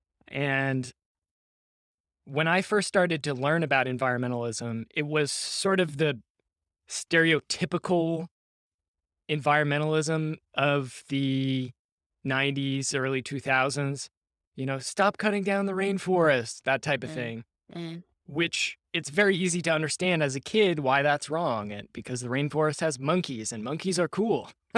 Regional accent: Seattle, Washington, United States; I grew up in Seattle, Washington, and many people may remember back in 1999, there was a massive protest there against the World Trade Organization.

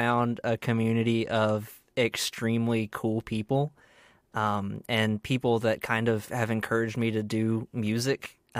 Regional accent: Baldwin County, Alabama, United States; moved away as an adult; also born or lived in Mobile, Alabama; now in Auburn, United States; I'm originally from Baldwin County, Alabama.

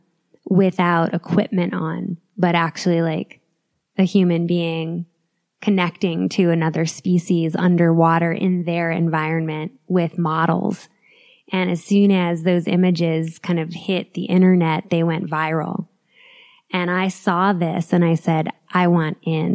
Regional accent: New York City, New York, United States; moved away as an adult; now in Boulder, United States; I'm a New Yorker through and through

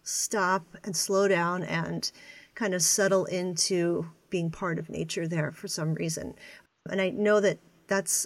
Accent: Pennsylvania, United States; I'm from Pennsylvania and an Eastern United States person

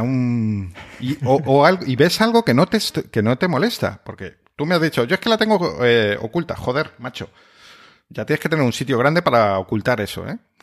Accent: Spain; aquí somos un país tan sumamente de Xbox

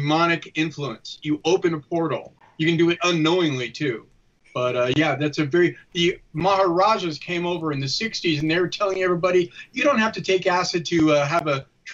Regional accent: San Francisco, California, United States; I grew up in the Haight-Ashbury in San Francisco, and I was a kid with the hippies all around me.

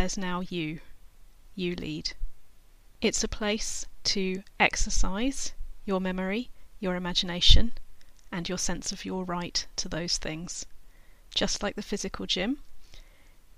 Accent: England, United Kingdom; also born or lived in California, United States; when she and I came back to England from California, where I was born

